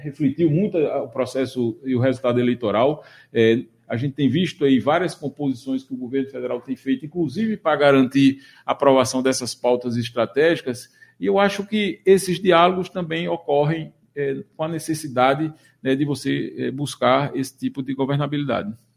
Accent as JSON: {"language": "Portuguese", "town": "Surubim", "region": "Pernambuco", "country": "Brazil", "tie": "born or raised there", "also_born_or_lived": "Recife", "said": "Eu sou, eu sou, natural do Agreste pernambucano, eu sou filho de Surubim"}